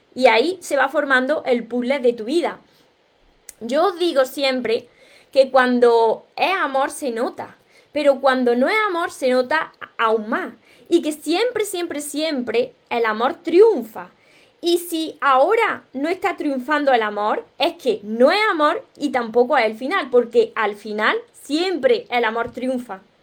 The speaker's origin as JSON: {"language": "Spanish", "town": "Córdoba", "region": "Andalusia", "country": "Spain", "said": "yo soy cordobesa, de España"}